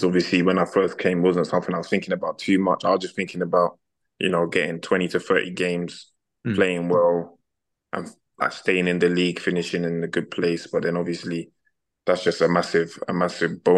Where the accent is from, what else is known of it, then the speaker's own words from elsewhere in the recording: London, United Kingdom; moved away as an adult; now in Vila Nova de Gaia, Portugal; we're from London